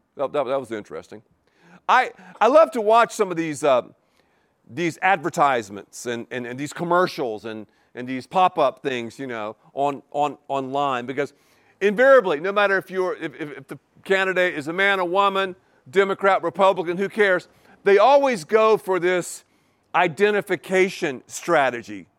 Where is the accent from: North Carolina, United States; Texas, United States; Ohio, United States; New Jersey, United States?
North Carolina, United States; Canton; also born or lived in Erwin, North Carolina; Irwin, North Carolina, and, oh, Canton, Canton